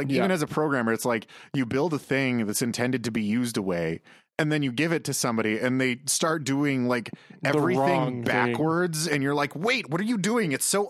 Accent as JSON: {"language": "English", "region": "Wisconsin", "country": "United States", "said": "I'm from Wisconsin, which is like a Canada-like in the States."}